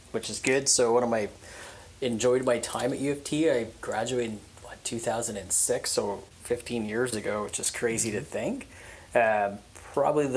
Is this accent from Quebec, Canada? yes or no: no; Hamilton, Ontario, Canada; I was born and raised in Hamilton, so, you know, why don't you just work in the clinic 5 minutes down the street from where you grew up